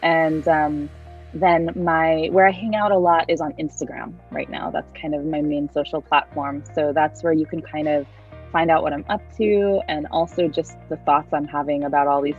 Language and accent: English; East Coast, United States; I'm like Jewish from the East Coast